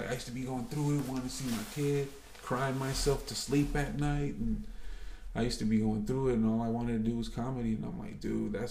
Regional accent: Los Angeles, California, United States; now in Compton, United States; I grew up in South Central.

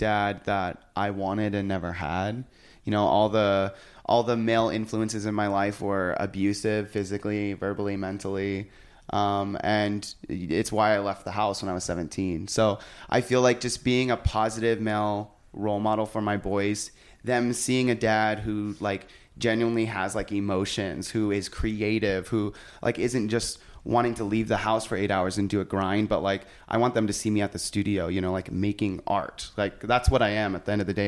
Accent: Idaho, United States; growing up in Idaho

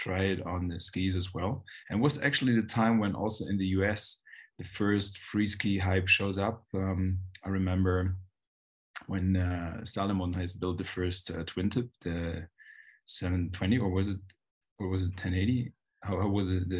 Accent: Germany; I'm from Germany

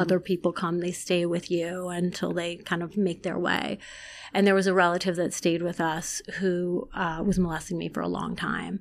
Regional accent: Long Island, New York, United States; also born or lived in Iran; I grew up in Long Island

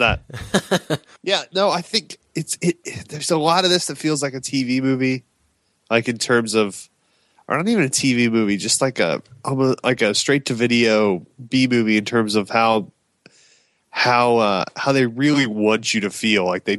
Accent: Texas, United States; as a Texan

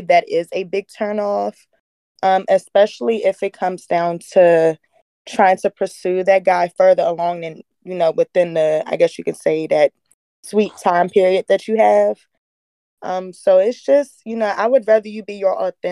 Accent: Washington, District of Columbia, United States; I'm from the D.C. area.

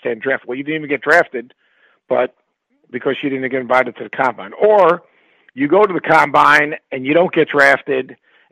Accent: New York, United States; I grew up in New York, you know, a family of immigrants

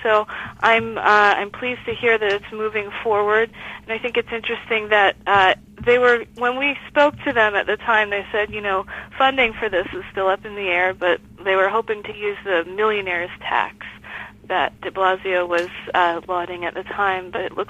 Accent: New York City, New York, United States; I grew up in New York. I spent most of my life there

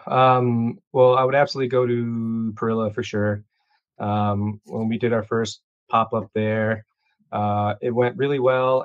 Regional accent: Chicago, Illinois, United States; I was born and raised here in Chicago

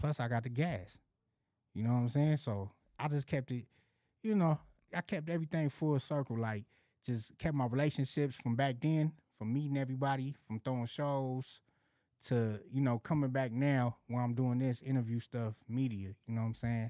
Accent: Los Angeles, California, United States; also born or lived in Arizona; Moms came out here ninety-one, ninety-two. I came right along with her

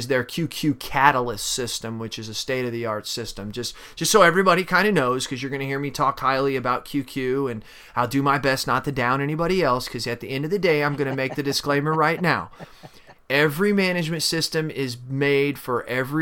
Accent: St. Louis area, Missouri, United States; right outside of my hometown there

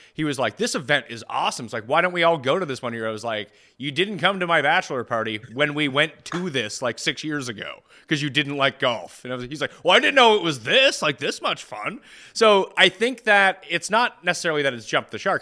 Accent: Canada; I am Canadian

